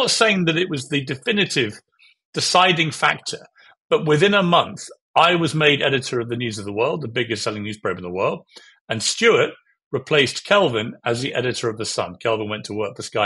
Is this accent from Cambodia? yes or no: no; United Kingdom; I have a view as a Brit